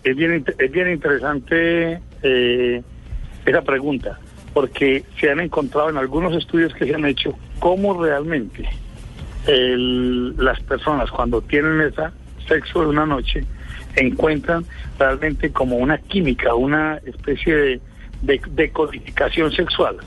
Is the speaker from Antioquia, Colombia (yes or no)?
yes; Medellín, Antioquia, Colombia; De aquí, de la capital de la montaña, Medellín